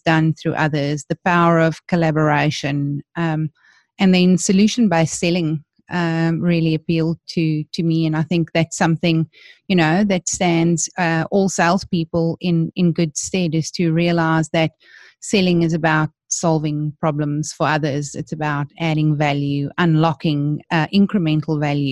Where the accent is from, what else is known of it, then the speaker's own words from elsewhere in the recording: Johannesburg, Gauteng, South Africa; I was born and bred in South Africa. So I come from Johannesburg, where I went to school